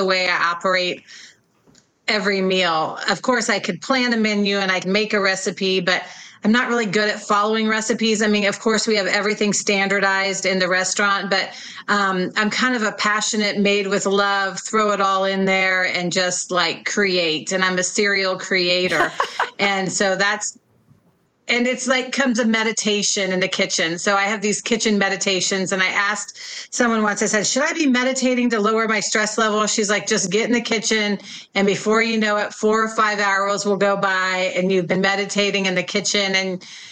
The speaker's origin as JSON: {"language": "English", "town": "Kansas City", "region": "Missouri", "country": "United States", "tie": "born or raised there", "also_born_or_lived": "Bay Area, California", "moved": "as an adult", "said": "I grew up in Kansas City, and when I was 22 years old, I moved to the Bay Area"}